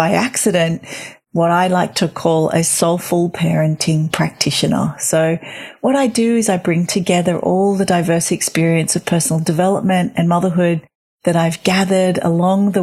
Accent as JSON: {"language": "English", "country": "Australia", "lives_now": "Sydney, Australia", "said": "I am an Australian mother of three"}